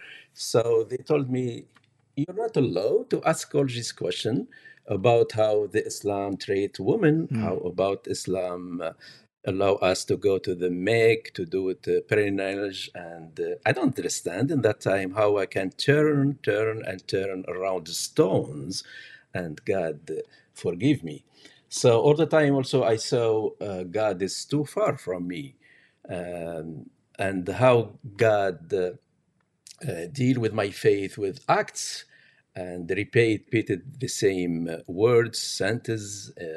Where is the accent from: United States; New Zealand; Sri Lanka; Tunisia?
Tunisia; English is a second language; now in Canada; I came from North Africa, from Tunisia, as a Muslim